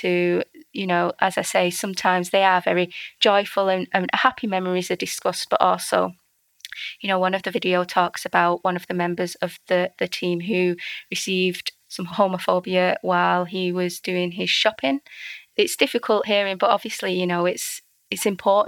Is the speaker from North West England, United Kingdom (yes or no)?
yes; Manchester, North West England, United Kingdom; now in Hull, United Kingdom; I'm from Manchester, so my friends came from Manchester